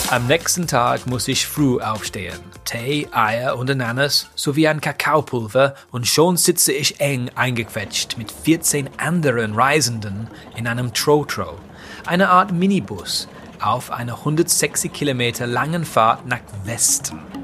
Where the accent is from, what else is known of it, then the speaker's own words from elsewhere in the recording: England, United Kingdom; Als Engländer von heute